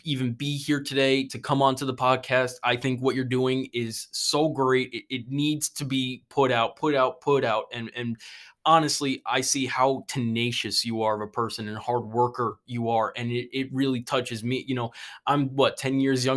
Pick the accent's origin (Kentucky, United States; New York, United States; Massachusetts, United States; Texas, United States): New York, United States; moved away as an adult; now in South Carolina, United States; I'm from New York